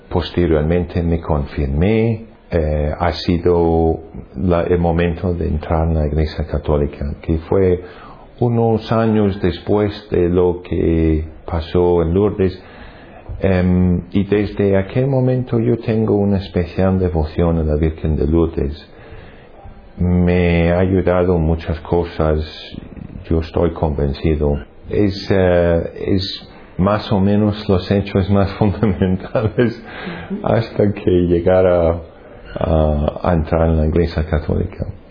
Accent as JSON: {"language": "Spanish", "town": "Glasgow", "region": "Scotland", "country": "United Kingdom", "tie": "born or raised there", "second_language": "Spanish", "moved": "as an adult", "lives_now": "Madrid, Spain", "said": "Yo soy británico, nacido en Glasgow, la ciudad más grande de Escocia y llevo aquí en España unos 20 años"}